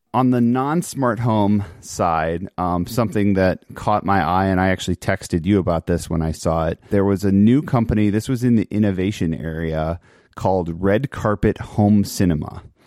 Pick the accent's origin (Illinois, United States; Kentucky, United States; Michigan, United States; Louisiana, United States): Illinois, United States; Chicago; I grew up in Chicago in the nineties